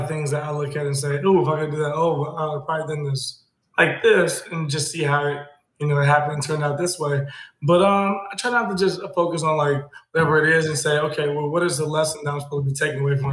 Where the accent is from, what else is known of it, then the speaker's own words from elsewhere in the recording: Chicago, Illinois, United States; I'm from K-Town, I'm from the West Side